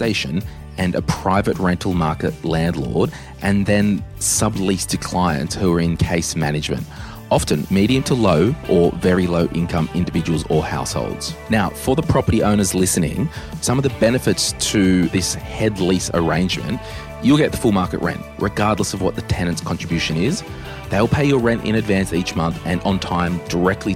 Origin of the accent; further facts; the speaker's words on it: Central Coast, New South Wales, Australia; I grew up on the Central Coast.